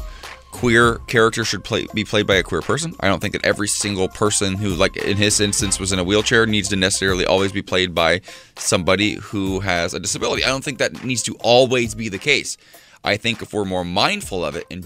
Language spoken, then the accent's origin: English; near Lima, Ohio, United States; moved away; Glee took place 20, 30 minutes from where I grew up fictionally in Lima, Ohio